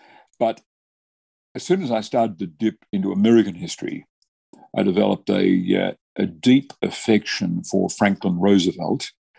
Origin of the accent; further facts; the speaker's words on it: Australia; I think they've made a huge contribution to Australia, and that they had rich personalities. I grew up in Young Labor, sponsored by Paul Keating